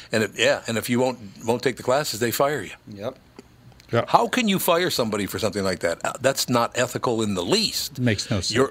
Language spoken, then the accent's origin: English; Minneapolis, Minnesota, United States; also born or lived in Grand Forks, North Dakota; that I grew up in North Minneapolis.